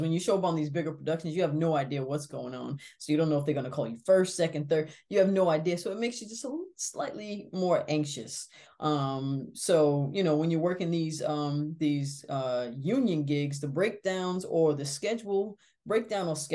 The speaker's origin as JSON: {"language": "English", "region": "East Coast", "country": "United States", "said": "we're both from the East Coast"}